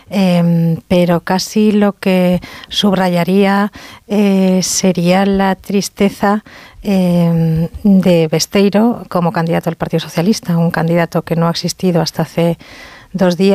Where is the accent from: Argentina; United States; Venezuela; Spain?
Spain; Basque Country; en mi tierra.